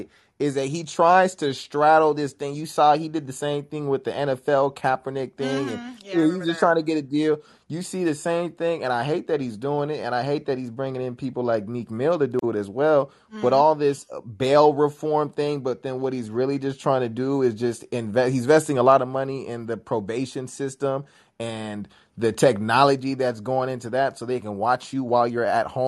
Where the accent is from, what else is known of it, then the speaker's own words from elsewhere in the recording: Nigeria; I'm Nigerian